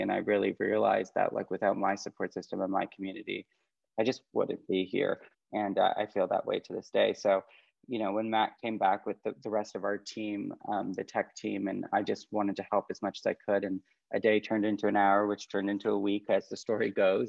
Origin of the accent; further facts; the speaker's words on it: Canada; moved away as an adult; now in California, United States; as a Canadian